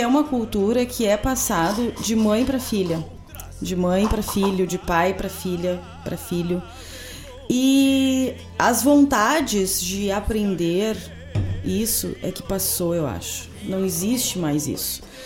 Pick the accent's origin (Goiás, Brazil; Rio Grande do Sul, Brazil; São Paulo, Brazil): Rio Grande do Sul, Brazil; Cachoeira do Sul; moved away; minha terra